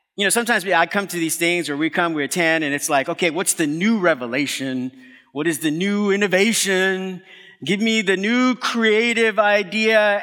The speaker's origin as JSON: {"language": "English", "town": "New York City", "region": "New York", "country": "United States", "said": "I'm from Brooklyn"}